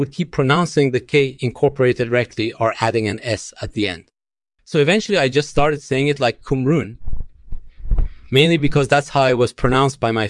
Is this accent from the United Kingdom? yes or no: no; Iran; born there; Well, I was born in Iran, but my parents originally came from Afghanistan.